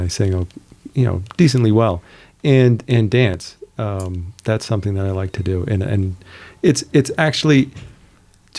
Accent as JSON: {"language": "English", "town": "El Paso", "region": "Texas", "country": "United States", "said": "I'm from El Paso, Texas"}